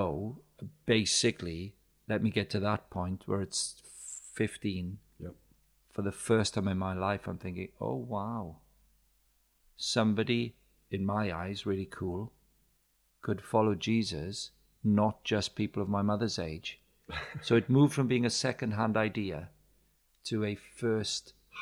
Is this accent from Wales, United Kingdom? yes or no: yes; Wales, United Kingdom; moved away; also born or lived in Cambridge; Being a Welsh child, I grew up in the 60s and 70s, so therefore it was a chapel background